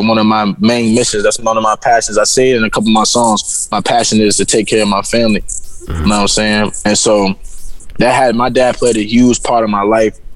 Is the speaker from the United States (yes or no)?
yes; Virginia, United States; moved away as an adult; also born or lived in Florida; I'm actually from Virginia